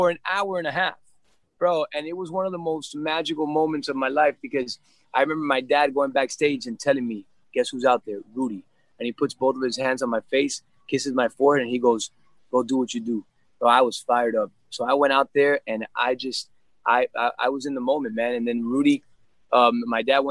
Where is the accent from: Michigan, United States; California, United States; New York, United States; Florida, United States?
Florida, United States; Miami; first language English; also born or lived in Hialeah, Florida / Mexico; I was born and raised in Miami